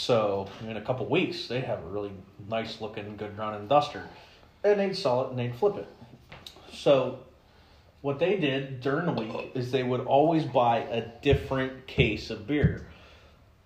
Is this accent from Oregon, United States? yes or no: no; Western Pennsylvania, United States; I'm from Western PA, so we had WDVD. It's a classic rock station. My dad always listened to it.